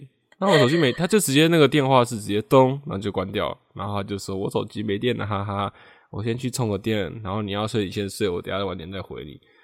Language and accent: Chinese; Taiwan; 我们台湾人